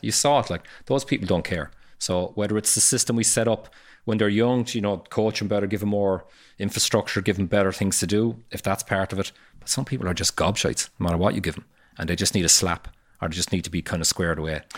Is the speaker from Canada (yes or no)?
no; Cork, Munster, Ireland; I grew up in Fair Hill and, and the north side of Cork